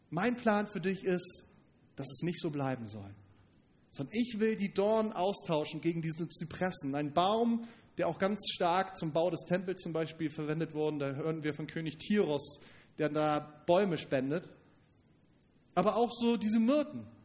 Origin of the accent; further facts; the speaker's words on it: Northern Germany, Germany; Stellt, fällt mir schwer, das vorzustellen, gerade als Norddeutscher. Hier sind die Hügel sowieso ein bisschen rar.